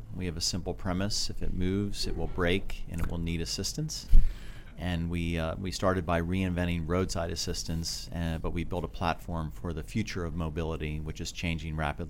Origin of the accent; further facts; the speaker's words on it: Arlington, Virginia, United States; also born or lived in Oslo, Norway; I grew up in Arlington, Virginia, and Oslo, Norway.